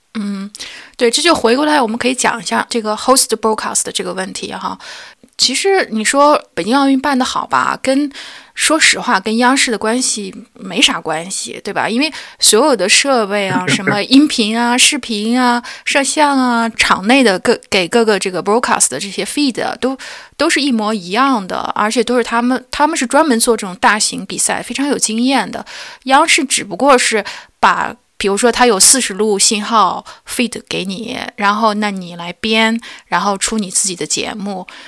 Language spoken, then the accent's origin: Chinese; China; moved away; 我是中国人